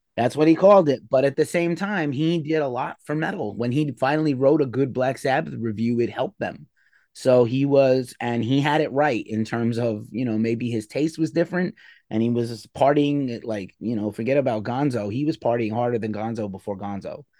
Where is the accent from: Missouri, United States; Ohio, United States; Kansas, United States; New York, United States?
New York, United States; New York City; Madison Square Garden in my hometown